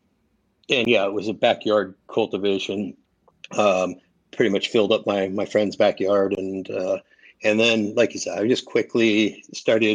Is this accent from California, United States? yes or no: yes; Mendocino County, California, United States; also born or lived in Humboldt County, California; I was born in Humboldt County, but moved to Mendo when I was about 11. So I went to high school in Mendocino County